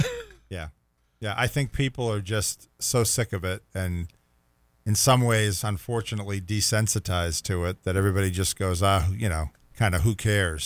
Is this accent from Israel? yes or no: no; Rockport, Massachusetts, United States; I grew up in Rockport, Massachusetts